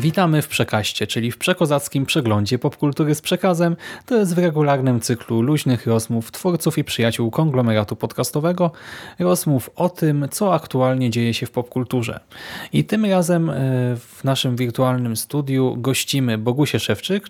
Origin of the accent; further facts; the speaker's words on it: Łódź, Łódź Voivodeship, Poland; u nas w Łodzi